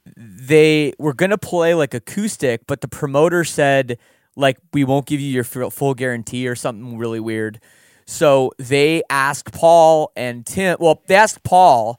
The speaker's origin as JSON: {"language": "English", "country": "Canada", "said": "we're Canadian"}